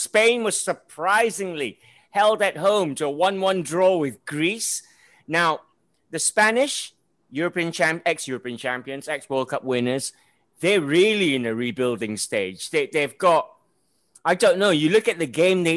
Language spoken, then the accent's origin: English; Malaysia; I'm an outsider here. I'm Malaysian